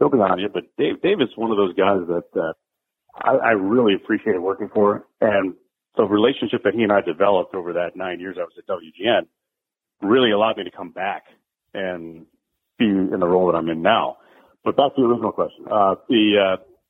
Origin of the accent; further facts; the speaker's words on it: Chicago, Illinois, United States; I moved back to my hometown, Chicago